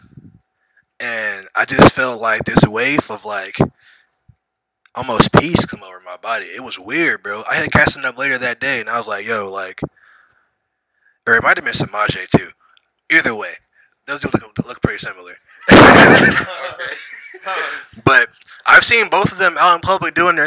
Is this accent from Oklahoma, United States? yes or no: no; Missouri, United States; moved away; I'm also from Missouri.